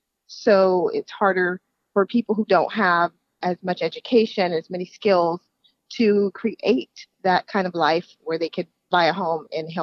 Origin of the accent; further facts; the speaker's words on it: San Bernardino, California, United States; I was born in San Bernardino, and I know my parents and my grandparents came to San Bernardino and the Inland Empire because they saw it as a place of opportunity.